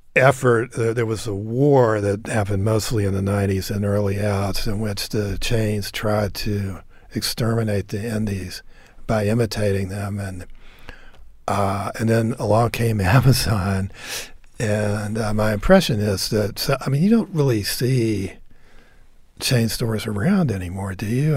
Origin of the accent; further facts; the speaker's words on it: Nashville, Tennessee, United States; moved away; I grew up in Nashville too